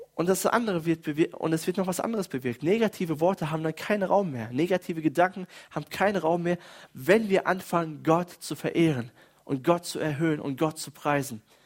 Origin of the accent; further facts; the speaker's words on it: Germany; bei uns in Deutschland